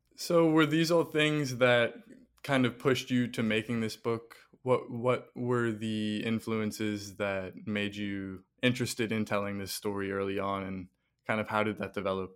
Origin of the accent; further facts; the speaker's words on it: New Jersey, United States; I'm from New Jersey myself.